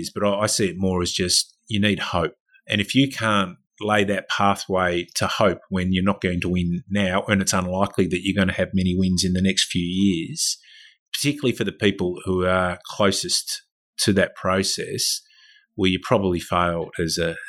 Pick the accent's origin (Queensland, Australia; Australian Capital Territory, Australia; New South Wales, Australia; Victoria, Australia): Victoria, Australia; moved away; I was from Victoria